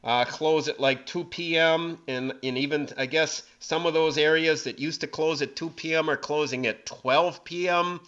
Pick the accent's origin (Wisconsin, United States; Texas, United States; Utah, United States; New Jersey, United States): Wisconsin, United States; Brown County; growing up in Brown County